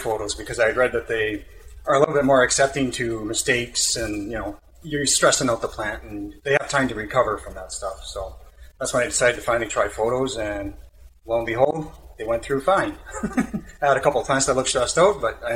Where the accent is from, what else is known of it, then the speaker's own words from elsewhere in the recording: Canada; I'm Canadian